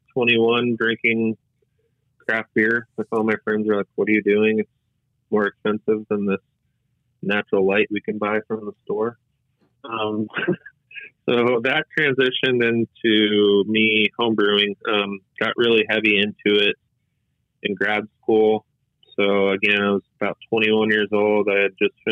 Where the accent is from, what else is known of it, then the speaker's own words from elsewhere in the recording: El Segundo, California, United States; He's the owner of El Segundo Brewery Company in my hometown